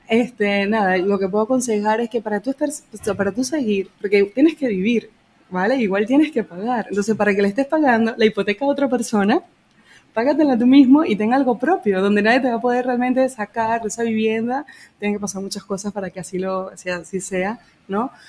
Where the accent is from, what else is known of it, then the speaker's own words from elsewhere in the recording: Venezuela; moved away as an adult; now in Calafell, Spain; En Venezuela yo tenía mi piso, o sea, apartamento